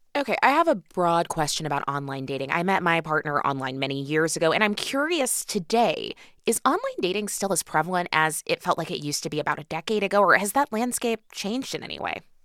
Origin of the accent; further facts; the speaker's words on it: Kansas City, Missouri, United States; now in Washington, United States; Kansas City is my hometown